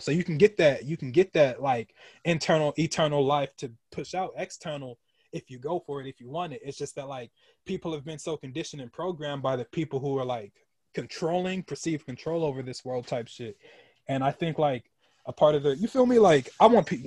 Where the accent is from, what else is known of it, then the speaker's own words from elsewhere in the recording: Emporia, Kansas, United States; moved away; It's a little town in Kansas called Emporia